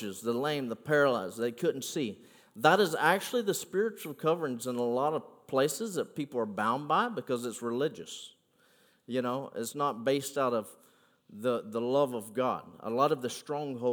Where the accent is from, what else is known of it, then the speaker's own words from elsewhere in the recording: United States; I am from Polk County now